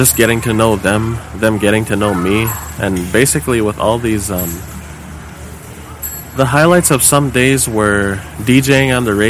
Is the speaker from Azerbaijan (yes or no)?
no; Hall Lake, Saskatchewan, Canada; I'm from Hall Lake, Saskatchewan.